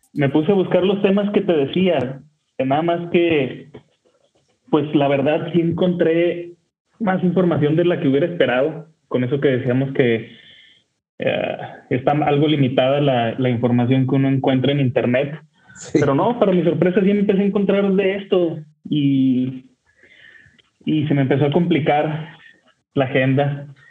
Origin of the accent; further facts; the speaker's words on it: Torreón, Coahuila, Mexico; now in Monterrey, Mexico; yo vivo en Monterrey, México, pero soy originario de Torreón